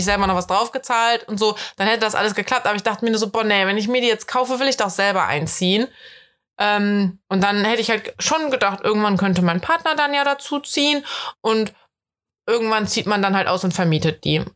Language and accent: German; Germany; accent: German accent (in English); ich habe einen krass deutschen Akzent